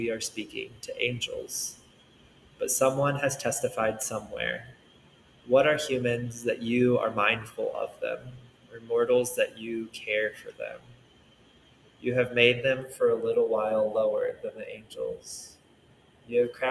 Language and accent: English; Central Illinois, United States; now in Nashville, United States; a person born and raised in Central Illinois